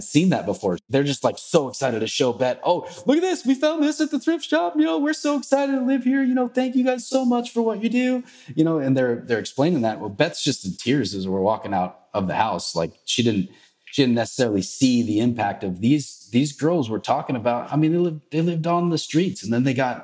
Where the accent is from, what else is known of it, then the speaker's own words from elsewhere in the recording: Marysville, Washington, United States; hometown, Marysville, Washington, where I grew up since I was born there and raised there. And I live 20 minutes from there now